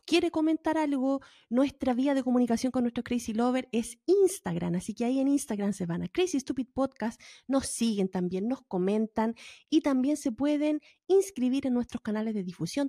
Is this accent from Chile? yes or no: yes; Valparaíso, Chile; moved away; como buena porteña Valparaíso